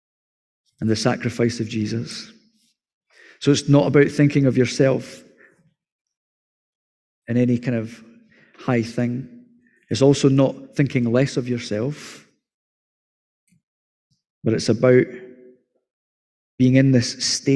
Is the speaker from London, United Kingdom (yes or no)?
no; Scotland, United Kingdom; as Scottish people